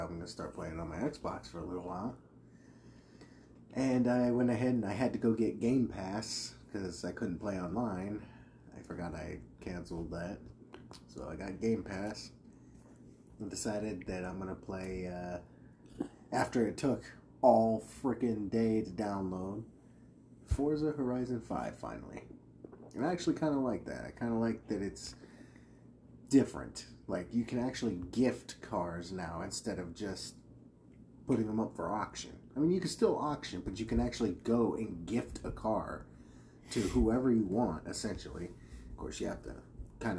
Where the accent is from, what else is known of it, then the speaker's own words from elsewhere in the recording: United States; I'm an American